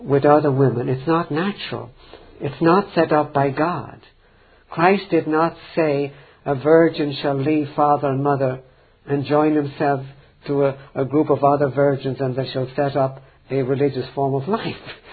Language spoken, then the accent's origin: English; Ireland; I grew up in Ireland